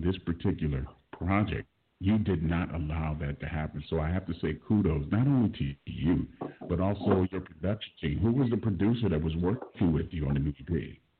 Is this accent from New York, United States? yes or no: no; Los Angeles, California, United States; I was born and raised in South Central Los Angeles. Grew up on 67th Street